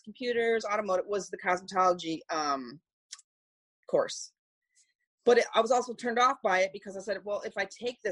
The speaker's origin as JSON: {"language": "English", "town": "Detroit", "region": "Michigan", "country": "United States", "tie": "born or raised there", "said": "I'm from Detroit, Michigan. Born and raised"}